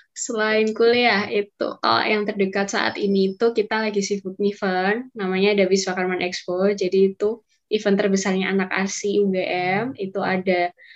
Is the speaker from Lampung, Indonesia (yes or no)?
no; Surakarta, Central Java, Indonesia; asalku dari Solo